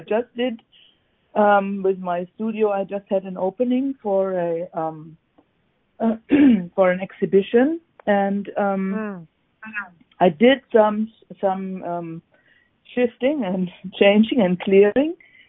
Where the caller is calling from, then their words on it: Salt Spring Island, British Columbia, Canada; I'm calling from British Columbia.